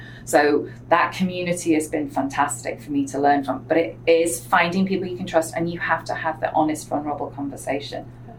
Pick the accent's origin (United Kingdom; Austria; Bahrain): United Kingdom; England; accent: English; And anybody who is from England can hear in my accent, they know exactly that I don't come from a wealthy background. I know Americans just hear an English accent, but I didn't grow up with that education.